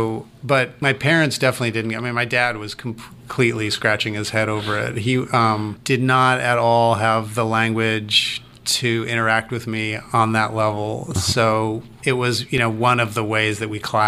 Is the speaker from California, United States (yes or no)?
yes; California, United States; also born or lived in New York City; now in Savannah, United States; I was born and raised in California